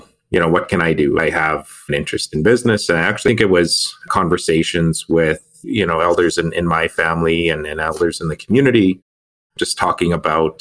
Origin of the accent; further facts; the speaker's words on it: Muskowpetung First Nation, Saskatchewan, Canada; now in Regina, Canada; I'm from Musquepeting First Nation. Currently, where we're located is in Regina